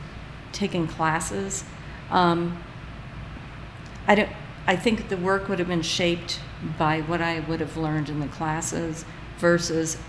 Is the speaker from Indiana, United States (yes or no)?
no; Duluth, Minnesota, United States; moved away as an adult; also born or lived in Iowa; now in Missouri, United States; I was born in Duluth, Minnesota